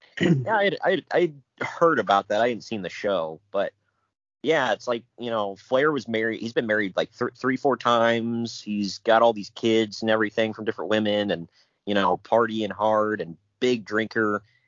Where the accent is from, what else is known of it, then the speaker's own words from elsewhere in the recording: Ohio, United States; I'm from Ohio